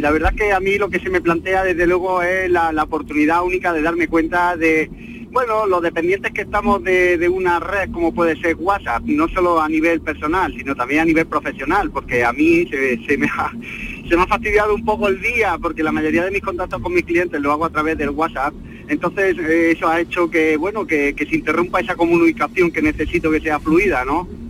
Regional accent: Granada, Andalusia, Spain; now in Córdoba, Spain; yo soy de Granada, pero estoy viviendo en Córdoba

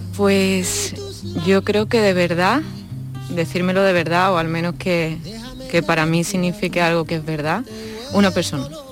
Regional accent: Seville, Andalusia, Spain; soy una chica sevillana que mm, nací en una familia de actores

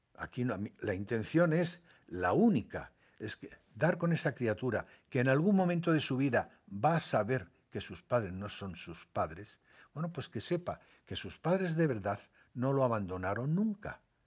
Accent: Tetouan, Tanger-Tetouan-Al Hoceima, Morocco; also born or lived in Larache, Morocco / Seville, Spain / Málaga, Spain; now in Spain; yo soy nacido en, Marruecos, mm. nací en Larache y me quería en Tetuán

